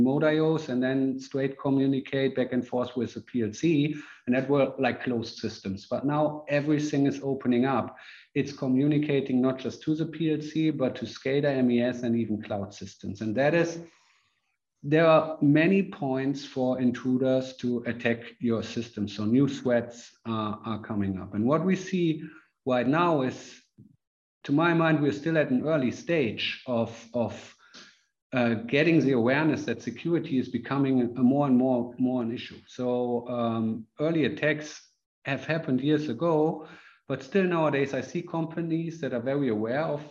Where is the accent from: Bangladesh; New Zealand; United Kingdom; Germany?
Germany; I'm from Germany.